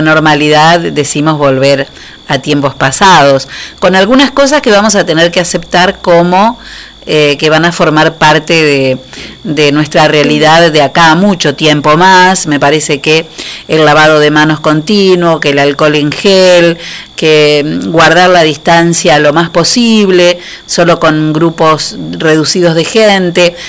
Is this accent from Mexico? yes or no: no; Argentina; los argentinos, como muchos latinos, este, tenemos todo el tiempo que, demostrar con, con acercamiento lo que sentimos